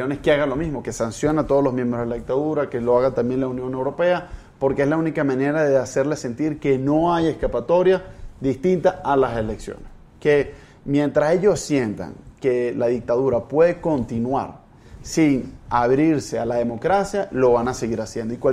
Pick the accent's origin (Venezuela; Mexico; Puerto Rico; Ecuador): Venezuela; nosotros, los hermanos latinoamericanos, me siento latinoamericano, no solo venezolanos, tenemos que hacer lo posible para que Venezuela pueda recuperar su democracia